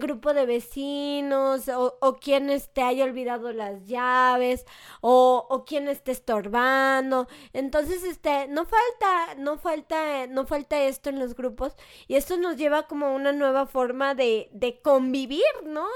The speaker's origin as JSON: {"language": "Spanish", "country": "Mexico", "said": "los mexicanos le tenemos miedo al vacío"}